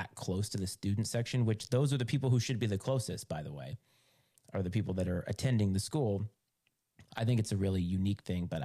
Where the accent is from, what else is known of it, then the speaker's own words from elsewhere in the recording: Ireland; As an Irish person, I won't think of that as cultural appropriation.